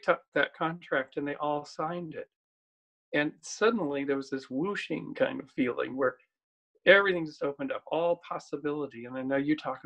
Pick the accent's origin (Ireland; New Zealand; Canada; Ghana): Canada; my hometown in Canada